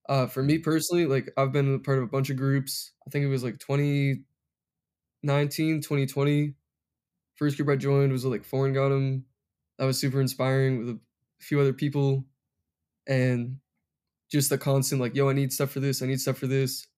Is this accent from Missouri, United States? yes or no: no; Massachusetts, United States; moved away as an adult; now in Los Angeles, United States; born and raised in Massachusetts